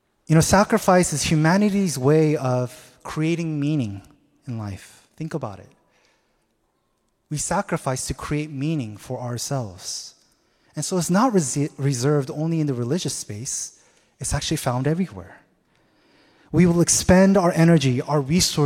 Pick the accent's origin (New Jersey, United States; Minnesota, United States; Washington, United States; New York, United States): Washington, United States; Seattle; moved away; I'm originally from Seattle